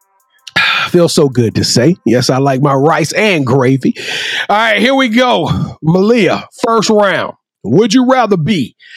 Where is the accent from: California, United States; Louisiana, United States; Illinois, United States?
Louisiana, United States; I'm from Louisiana